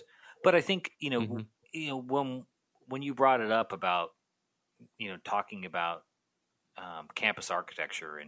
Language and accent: English; Canada; my Canadian poor English, strange vocabulary, bad spelling self